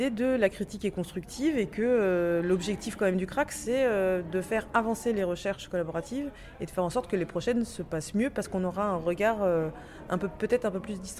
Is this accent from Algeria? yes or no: yes; Algeria; now in Lyon, France; je viens d'Algérie, j'ai été enseignant de FLE au secondaire